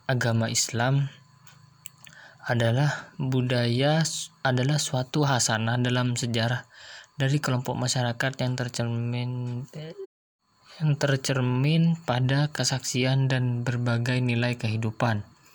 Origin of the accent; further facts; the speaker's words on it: Jember, East Java, Indonesia; saya berasal dari kota Jember.